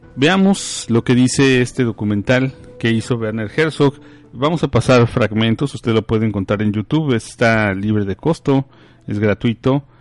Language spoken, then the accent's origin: Spanish; Mexico; also born or lived in East Texas; now in Texas, United States; Nosotros, aunque vivimos en Texas, somos mexicanos, muchos vivimos, venimos desde México a habitar estos lugares